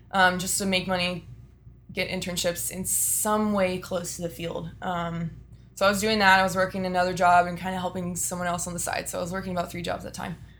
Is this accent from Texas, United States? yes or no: yes; Austin, Texas, United States; born and raised in Austin, Texas.